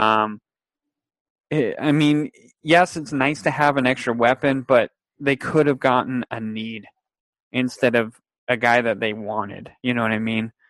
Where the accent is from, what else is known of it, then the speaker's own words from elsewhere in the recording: Fresno, California, United States; we're from Fresno